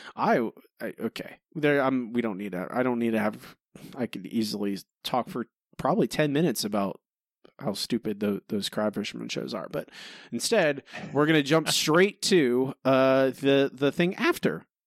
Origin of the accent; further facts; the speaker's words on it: Florida, United States; now in Texas, United States; I grew up in Florida, I live in Texas